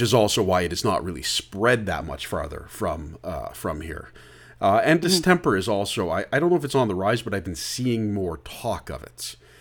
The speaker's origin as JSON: {"language": "English", "town": "Oakville", "region": "Ontario", "country": "Canada", "said": "I'm from Oakville originally"}